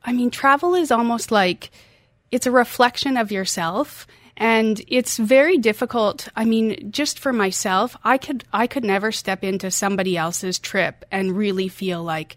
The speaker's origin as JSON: {"language": "English", "country": "Canada", "also_born_or_lived": "Norway", "moved": "as an adult", "lives_now": "United Arab Emirates", "said": "I'm from Canada, yes."}